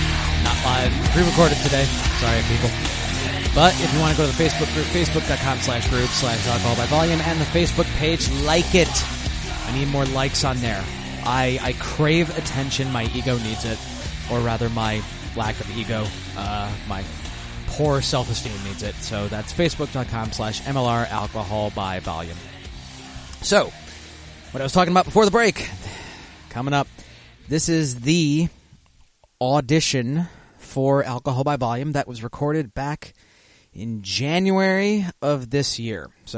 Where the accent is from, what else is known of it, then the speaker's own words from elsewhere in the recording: Michigan, United States; I grew up in Michigan, so once we turned 19, we'd hop the border over into Windsor